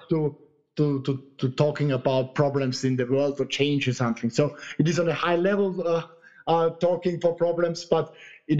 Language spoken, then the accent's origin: English; Vienna, Austria; English is a second language; moved away as an adult; also born or lived in Linz, Austria / Italy; I moved with 19, I moved away from Vienna.